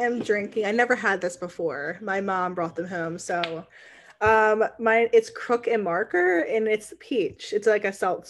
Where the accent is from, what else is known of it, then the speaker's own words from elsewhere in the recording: New Jersey, United States; I am 23 years old. My pronouns are she, her. I'm from New Jersey, and I'm a third year law student.